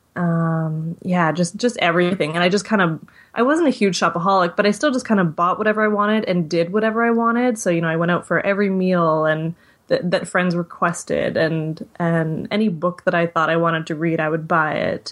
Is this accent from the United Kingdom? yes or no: no; Victoria, British Columbia, Canada; also born or lived in Vancouver; moved back to my hometown, which is Victoria, B C